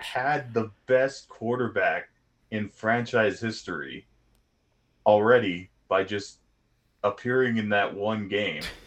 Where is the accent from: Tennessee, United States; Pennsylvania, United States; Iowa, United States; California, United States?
California, United States; Southern; growing up in SoCal